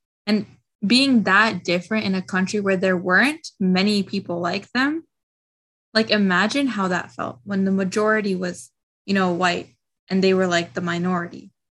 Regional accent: India; now in United States; At home, I'm Indian, and at school, like, I tried my best not to be, you know, like when I was a kid.

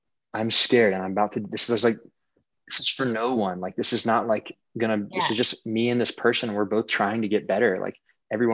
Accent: Southeast, United States; moved away; also born or lived in California; I grew up in the Southeast

